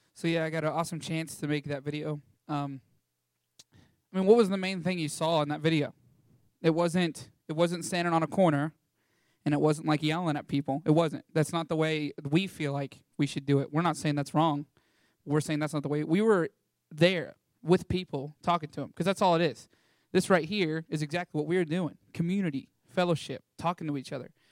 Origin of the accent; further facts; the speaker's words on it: Canyon, Texas, United States; I was raised here in Canyon, Texas, one of the most amazing towns in all of Texas